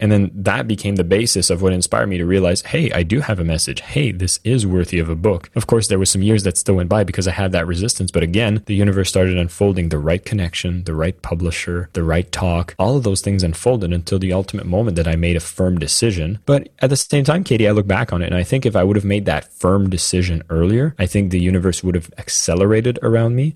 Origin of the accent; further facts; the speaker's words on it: Canada; I'm French Canadian.